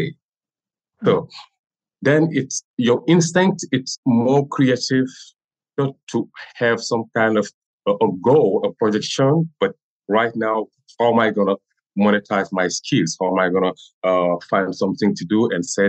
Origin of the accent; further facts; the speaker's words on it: Senegal; first language French; English is a second language; moved away as an adult; now in Rhode Island, United States; I have everything in Senegal and I never travel.